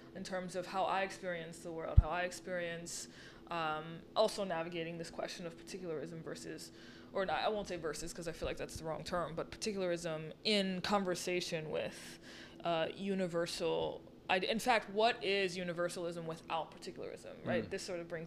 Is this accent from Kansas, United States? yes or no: no; New Orleans, Louisiana, United States; moved away as an adult; now in Brooklyn, United States; I'm not from here. I'm from New Orleans originally. So I moved here 3 years ago.